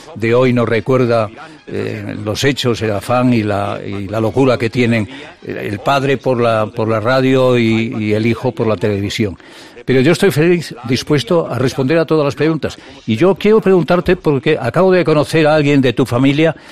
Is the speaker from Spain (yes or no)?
yes; El Bierzo, Castile and León, Spain; moved away; also born or lived in Madrid; atiende a mi pueblo, atiende a mi tierra, atiende el Bierzo